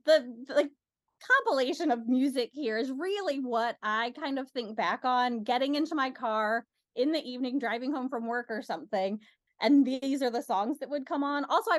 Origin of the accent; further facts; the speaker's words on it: Northern US, United States; accent: Northern; my Northern accent will come out really thick if I'm talking to somebody from back home.